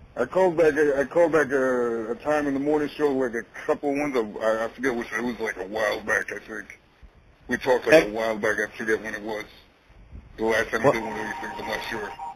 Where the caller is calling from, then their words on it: New Jersey, United States; I'm calling from Jersey, actually, like right near Jersey City